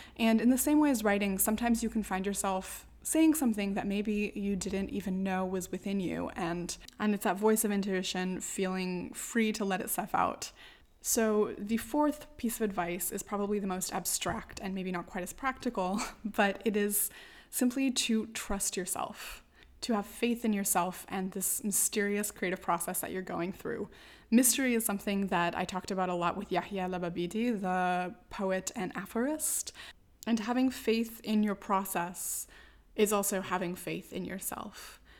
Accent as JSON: {"language": "English", "country": "United States", "moved": "yes", "lives_now": "Morocco", "said": "as an American white woman"}